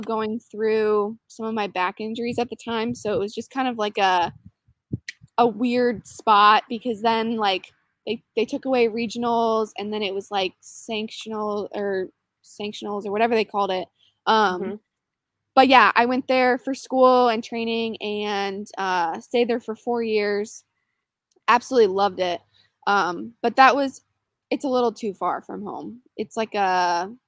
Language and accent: English; Wixom, Michigan, United States; moved away as an adult; also born or lived in Utah; now in Georgia, United States; I grew up in Michigan, a city called Wixom. It's about like 30 minutes outside of Detroit